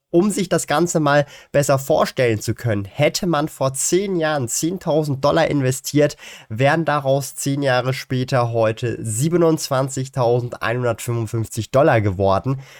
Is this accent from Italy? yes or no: no; Switzerland; Ich verwende als Schweizer den Aktienbroker Swissquote.